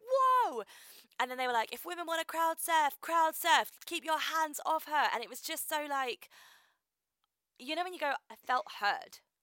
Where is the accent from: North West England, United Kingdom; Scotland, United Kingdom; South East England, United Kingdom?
South East England, United Kingdom; Reading; I'm from Reading